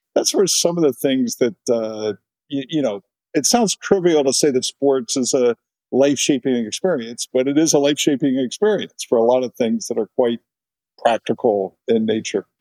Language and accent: English; Cincinnati, Ohio, United States; I grew up in Cincinnati, Ohio, kind of a classic middle class uh, upbringing